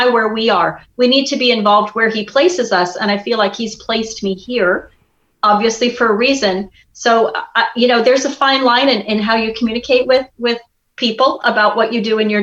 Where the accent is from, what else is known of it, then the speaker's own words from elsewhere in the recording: Midwest, United States; moved away; I grew up in the Midwest